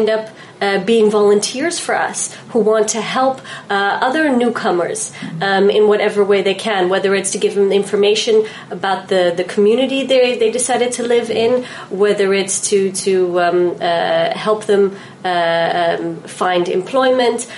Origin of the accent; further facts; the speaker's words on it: Netherlands; moved away as an adult; also born or lived in New York, United States; now in Israel; Born and raised in Holland, but I lived in New York for almost 4 years.